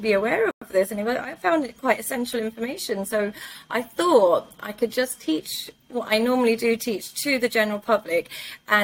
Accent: London, United Kingdom; moved away as an adult; also born or lived in Pakistan (ancestry); now in Dubai, United Arab Emirates; I was born and raised in London. So I grew up in London.

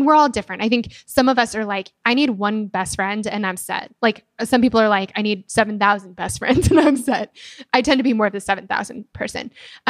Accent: Denver, Colorado, United States; I'm from Denver. My family still lives there. And then my two best friends still live there.

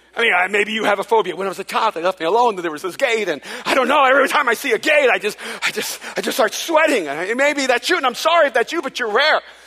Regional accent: El Salvador; now in United States; I wasn't born in this country. I'm from El Salvador, and so I'm an immigrant

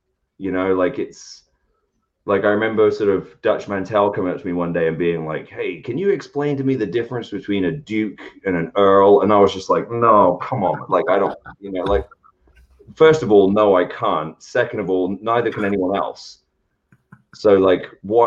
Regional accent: United Kingdom; moved away; I'm British.

